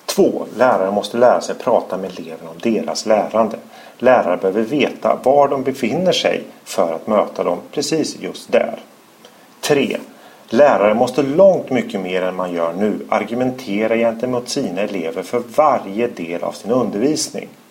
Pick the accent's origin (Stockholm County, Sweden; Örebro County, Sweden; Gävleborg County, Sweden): Örebro County, Sweden; Örebro; I Örebro heter motsvarande område Vivalla. Där är jag uppvuxen